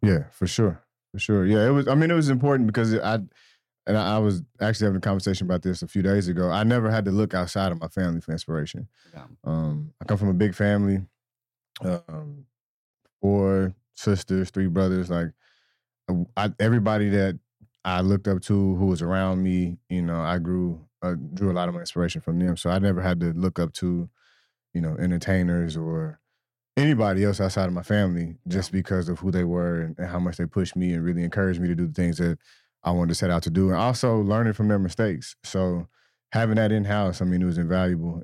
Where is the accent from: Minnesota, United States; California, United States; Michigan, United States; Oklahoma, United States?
Oklahoma, United States; Tulsa; I'm from North Tulsa uh, born and raised here.